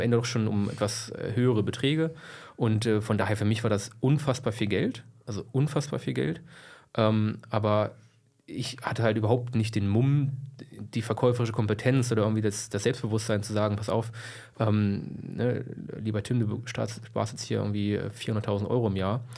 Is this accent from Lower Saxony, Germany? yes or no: yes; Braunschweig, Lower Saxony, Germany; also born or lived in Helmstedt; ich komme aus Braunschweig, bin geboren in Helmstedt